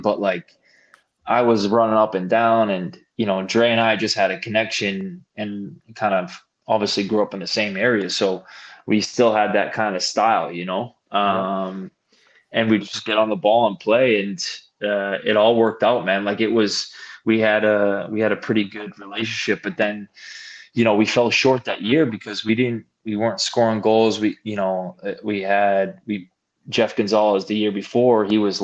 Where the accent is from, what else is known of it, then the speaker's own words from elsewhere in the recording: border with Rhode Island, Massachusetts, United States; I was from Mass, obviously. I was from you know the the border of um, Mass and Rhode Island